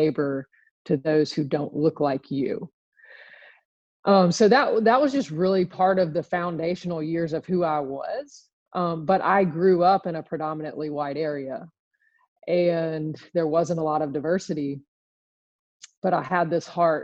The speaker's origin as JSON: {"language": "English", "town": "Birmingham", "region": "Alabama", "country": "United States", "tie": "born or raised there", "said": "I was born and raised in Birmingham, Alabama, a little suburb just west of the city"}